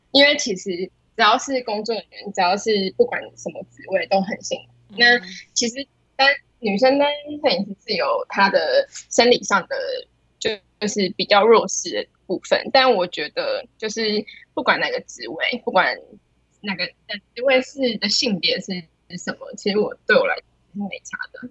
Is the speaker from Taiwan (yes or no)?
yes; Taoyuan, Taiwan; moved away as an adult; now in Taipei, Taiwan; 也是桃园人，然后从小在桃园长大